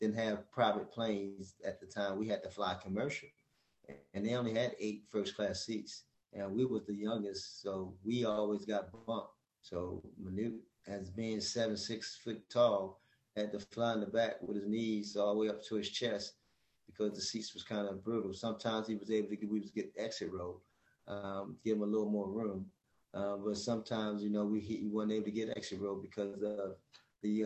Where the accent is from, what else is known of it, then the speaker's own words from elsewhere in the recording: Baltimore, Maryland, United States; a town that's pretty much like your backyard, growing up in Baltimore